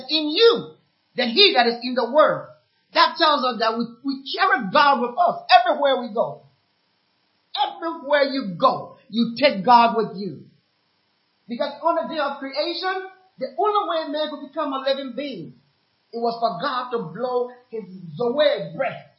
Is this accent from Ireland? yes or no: no; Liberia; also born or lived in Ghana; now in United States; I'm from Liberia anyway, a war-torn country